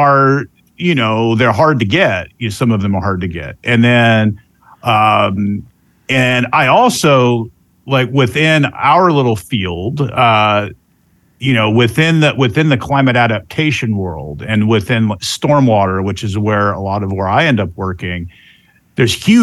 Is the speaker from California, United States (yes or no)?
no; Central Florida, United States; also born or lived in Georgia; I'm actually from this area. I'm from Central Florida.